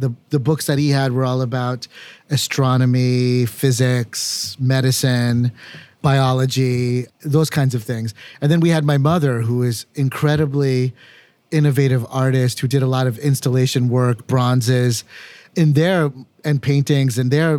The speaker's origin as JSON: {"language": "English", "country": "United States", "tie": "born or raised there", "said": "So growing up in America was always this sense of being and belonging as an American, but only partially"}